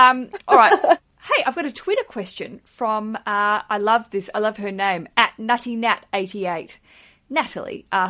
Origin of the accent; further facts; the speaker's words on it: Australia; I'm an Australian citizen